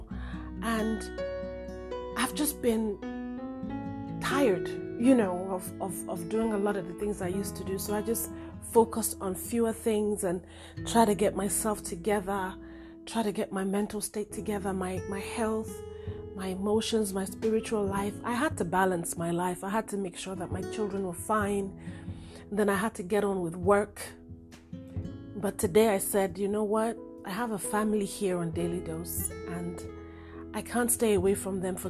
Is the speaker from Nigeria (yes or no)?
yes; Nigeria; now in United States; I am Nigerian, but I live in America